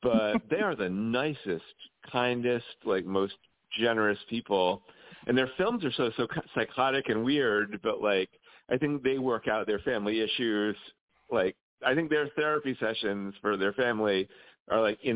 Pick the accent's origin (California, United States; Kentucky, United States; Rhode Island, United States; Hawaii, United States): Rhode Island, United States; moved away as an adult; now in New York, United States; I'm originally from Rhode Island, which is the home state of H.P. Lovecraft